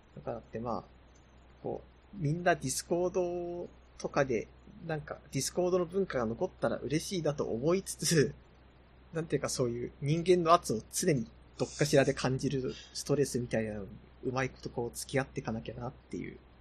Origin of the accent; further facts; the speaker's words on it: Yamagata, Japan; うちの地元が山形の方なんで